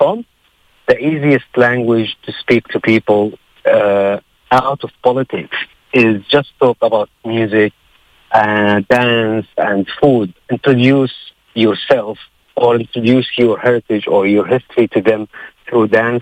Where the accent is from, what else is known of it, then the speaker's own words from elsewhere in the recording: Saudi Arabia; moved away as an adult; also born or lived in Palestine; now in Australia; I was born in Middle East, in Saudi Arabia, because my parents didn't have a Palestinian ID